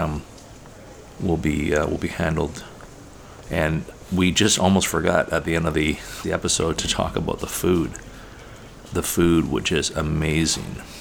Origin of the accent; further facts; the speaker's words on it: Tri-Cities, British Columbia, Canada; where I grew up in the Tri-Cities, which is an area within the lower mainland of BC